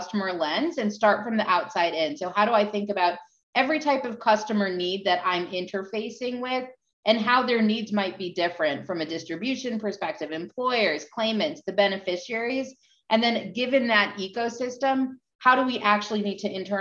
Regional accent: New York, United States; I am from New York.

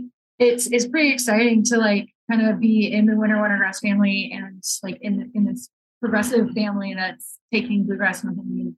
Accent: Kentucky, United States; now in Utah, United States; I grew up in Kentucky

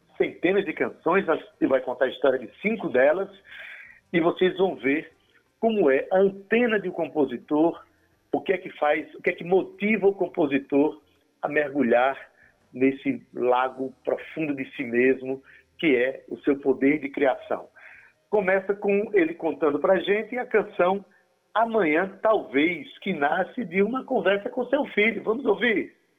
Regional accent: Itabaiana, Paraíba, Brazil; eu vim de Itabaiana, eu não vim do sertão

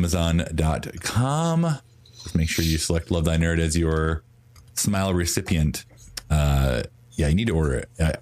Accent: New Albany, Indiana, United States; Southern Indiana, New Albany, my hometown

